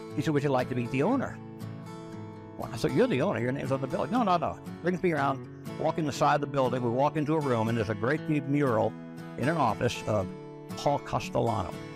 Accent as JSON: {"language": "English", "region": "New York", "country": "United States", "tie": "born or raised there", "moved": "yes", "said": "I grew up in New York"}